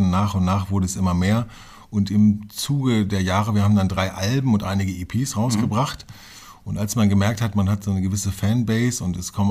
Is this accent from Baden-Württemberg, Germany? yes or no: no; Hameln, Lower Saxony, Germany; also born or lived in Hanover; ich bin von Hannover nach Hameln gezogen, bin dort äh, aufgewachsen, dann bin ich nach Befern gezogen, auch im Weserbergland, bin ja mhm. ein alter Niedersachse